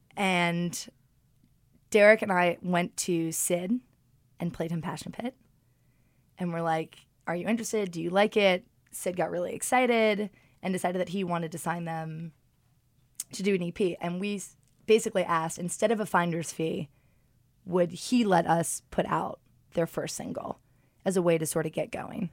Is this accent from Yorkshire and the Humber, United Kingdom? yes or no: no; London, United Kingdom; also born or lived in Martha's Vineyard; I'm born and raised in London